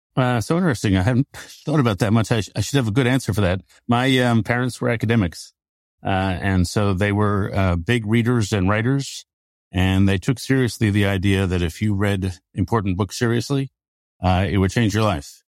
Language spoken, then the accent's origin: English; United States; basically fourth generation American